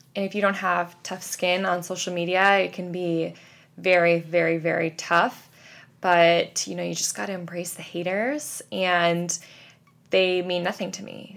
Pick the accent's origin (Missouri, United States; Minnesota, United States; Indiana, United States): Missouri, United States; Kansas City; now in New York, United States; we're both from Kansas City